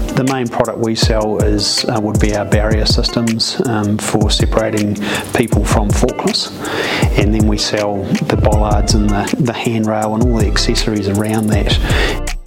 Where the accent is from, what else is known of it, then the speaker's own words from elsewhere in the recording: New Zealand; I'm from New Zealand and this is what we